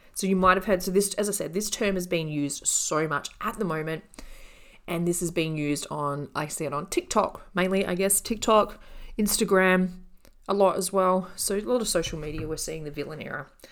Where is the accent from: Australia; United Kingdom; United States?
Australia; I'm Australian